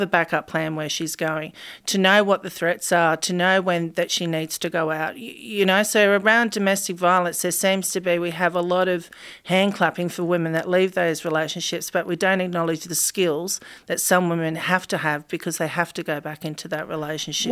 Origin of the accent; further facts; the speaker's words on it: Campbelltown, New South Wales, Australia; I grew up in Aids at Campbell Town, which is a massive housing estate